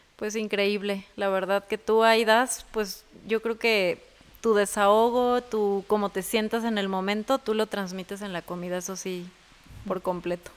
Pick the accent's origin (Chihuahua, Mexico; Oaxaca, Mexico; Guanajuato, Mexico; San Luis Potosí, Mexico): Guanajuato, Mexico; Jaral del Progreso; also born or lived in Dallas, Texas, United States / Celaya / Querétaro; now in Guanajuato, Mexico; soy de Jaral del Progreso. Nací en Dallas, Texas.